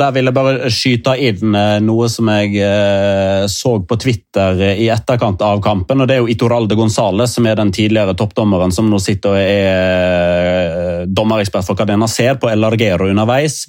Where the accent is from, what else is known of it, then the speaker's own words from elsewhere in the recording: Norway; vi er fra Norge.